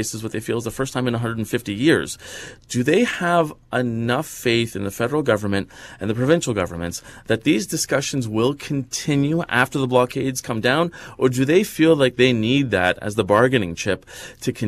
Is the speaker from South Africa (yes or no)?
no; Canada